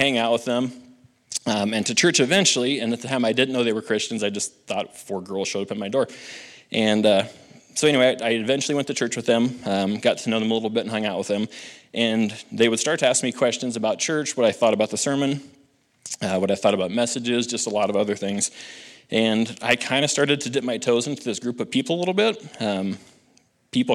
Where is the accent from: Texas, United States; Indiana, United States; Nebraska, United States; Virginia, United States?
Nebraska, United States; Halsey; I grew up in Halsey, Nebraska